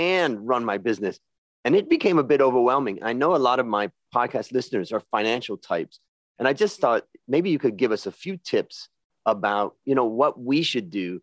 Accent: Ohio, United States; now in Thailand; I grew up in Ohio

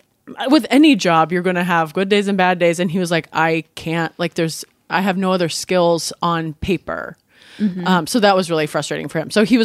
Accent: Washington, United States; So here's, okay, so Southern Baptist in the Northwest. So I grew up in Washington State.

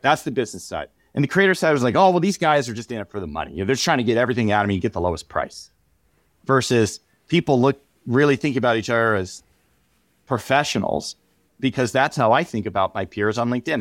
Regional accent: San Diego, California, United States; I grew up in San Diego

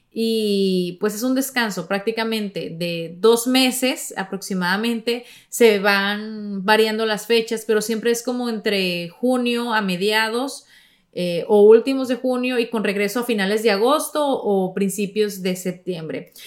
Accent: Sonora, Mexico; yo soy de Sonora

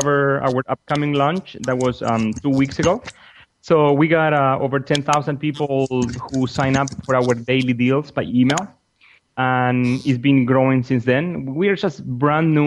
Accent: Argentina; moved away as an adult; also born or lived in San Jose, California; I'm from Argentina myself and down in South America

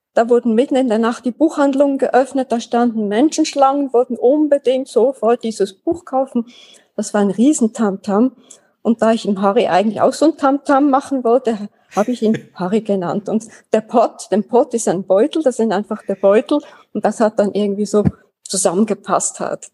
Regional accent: Switzerland; Ich bin 1948 in der Schweiz geboren, Schulen durchlaufen, da aufgewachsen

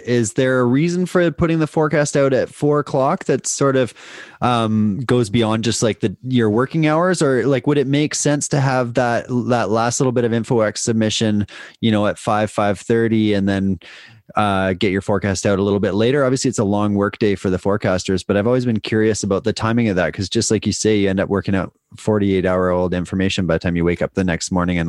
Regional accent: British Columbia, Canada; That's where I grew up is on Vancouver Island.

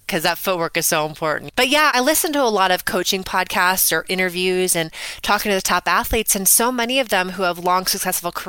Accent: Scotts Valley, California, United States; also born or lived in Bay Area, California; I grew up in Scotts Valley, California, which is right down the road from you, which is nestled in the Redwoods.

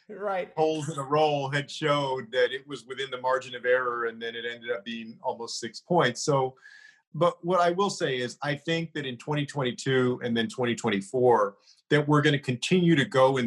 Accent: San Antonio, Texas, United States; my hometown of San Antonio

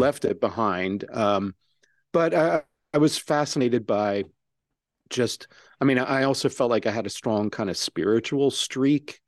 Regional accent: Maryland, United States; my home state of Maryland

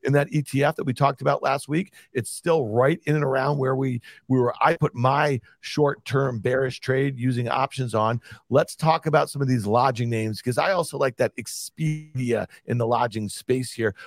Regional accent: Syracuse, New York, United States; growing up in Syracuse, New York in the eighties

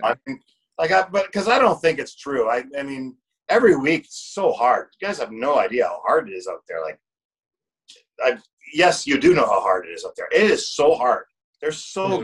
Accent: Canada; as Canadian as a as a person who is in sales his whole life

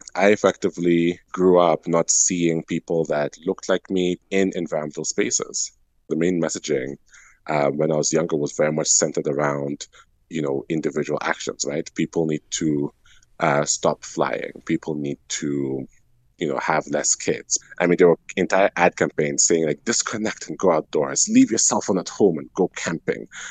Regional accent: Calgary, Alberta, Canada; I'm Franco Albertan, so I'm francophone from Calgary.

